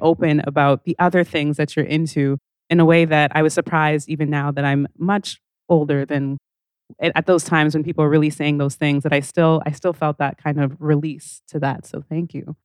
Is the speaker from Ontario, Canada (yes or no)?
no; Calgary, Alberta, Canada; I grew up in Calgary